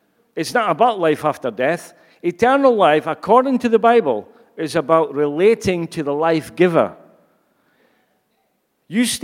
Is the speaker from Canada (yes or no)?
no; Scotland, United Kingdom; I'm sure you've gathered by now that I'm Scottish.